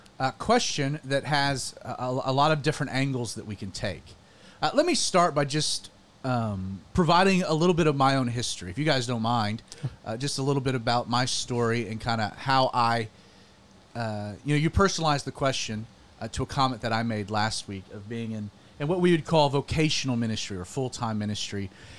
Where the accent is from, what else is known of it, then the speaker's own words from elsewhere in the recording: the South, United States; born and raised in the South, unique to really both of us, but I'm 10 years older than you